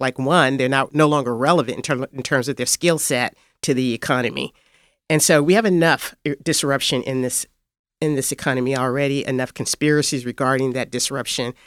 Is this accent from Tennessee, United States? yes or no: yes; Fayette County, Tennessee, United States; moved away as an adult; also born or lived in Washington; now in Memphis, United States; I was born in Fayette County, Tennessee